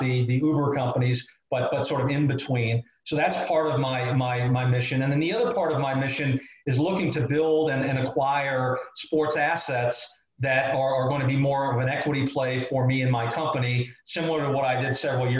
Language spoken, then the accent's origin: English; Chicago, Illinois, United States; I grew up in Chicago